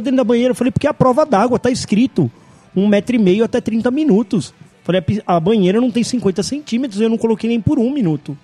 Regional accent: Brazil; nós somos do Brasil, a gente não tá acostumado com esse frio

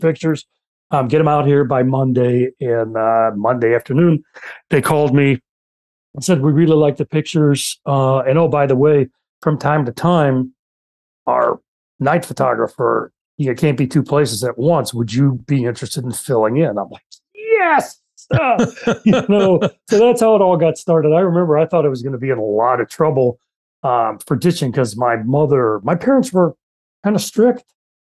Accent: Gary, Indiana, United States; I grew up in Gary, Indiana

